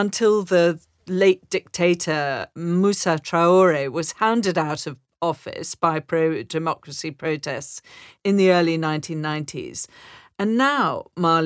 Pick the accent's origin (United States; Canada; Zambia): Zambia; I grew up in Zambia, which was very much a Soviet bloc country at the time